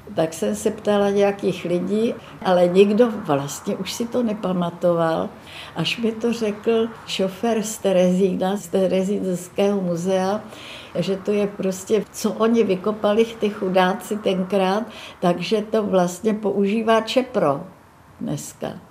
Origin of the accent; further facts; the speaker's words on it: Myslív, Plzeň Region, Czechia; also born or lived in Březové Hory, Příbram; naši byli oba učitele a bydleli sice v krásné vesnici v Pošumavské, která se jmenovala Myslív